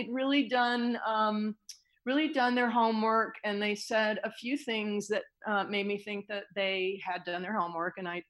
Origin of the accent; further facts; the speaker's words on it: North Carolina, United States; I grew up in North Carolina playing the piano